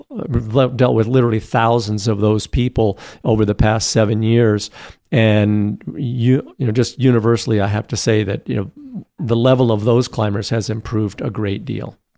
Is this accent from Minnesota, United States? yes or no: no; Boulder, Colorado, United States; I grew up in Boulder, Colorado.